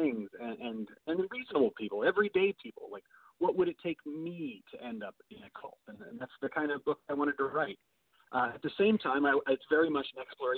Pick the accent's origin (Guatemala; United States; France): United States; Indiana; I grew up in Indiana